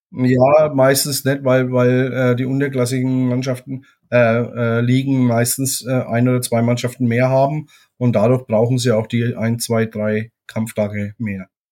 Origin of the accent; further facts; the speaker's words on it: Germany; bei uns in Deutschland